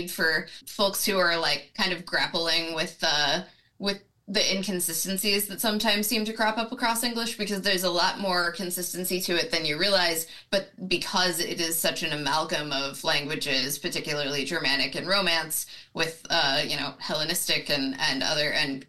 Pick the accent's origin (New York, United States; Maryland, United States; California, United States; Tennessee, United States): Tennessee, United States; moved away as an adult; I'm originally from Tennessee. I spent the first 18 years of my life there.